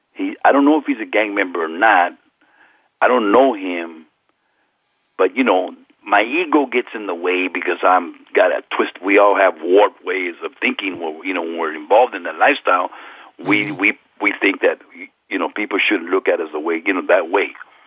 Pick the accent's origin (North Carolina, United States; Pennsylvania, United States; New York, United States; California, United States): California, United States; And I'm a Norteño. I'm from Northern California. I'm a street gang member from Northern California.